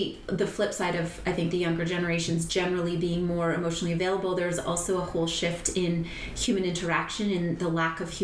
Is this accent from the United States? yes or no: no; Sault Ste. Marie, Ontario, Canada; now in Costa Rica; Sault Ste. Marie is the town I grew up